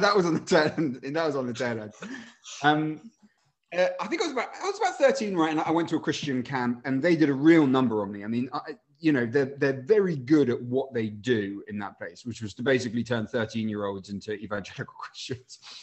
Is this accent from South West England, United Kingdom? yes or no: no; Winchester, South East England, United Kingdom; moved away as an adult; also born or lived in Chile; now in London, United Kingdom; I spent a bunch of time growing up in Winchester um, and also Chile, where my dad was sent for work.